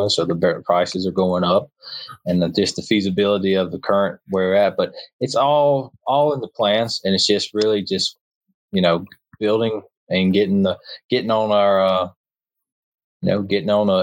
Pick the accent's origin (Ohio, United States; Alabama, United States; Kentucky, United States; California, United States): Alabama, United States; Troy; I'm from Alabama